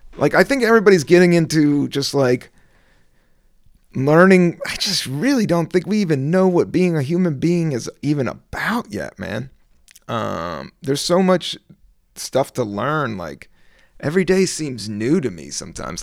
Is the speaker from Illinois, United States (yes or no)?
no; Virginia, United States; also born or lived in Washington, D.C.; I was born in D C, raised in Virginia